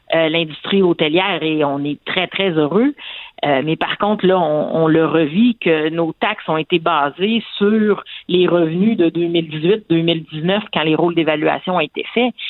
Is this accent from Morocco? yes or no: no; Quebec, Canada; en tant que Québécois